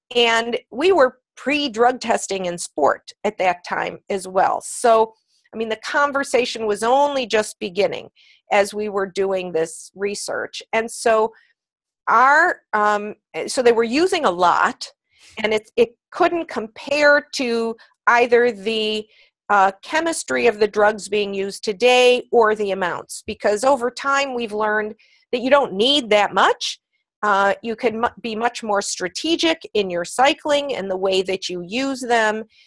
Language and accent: English; Cleveland, Ohio, United States; also born or lived in New York City; I was a pre Title IX girl, in fact, uh, growing up in Cleveland, Ohio